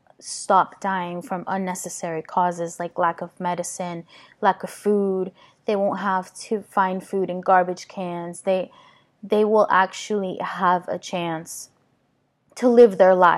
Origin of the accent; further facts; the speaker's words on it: Caracas, Capital District, Venezuela; now in United States; me from Caracas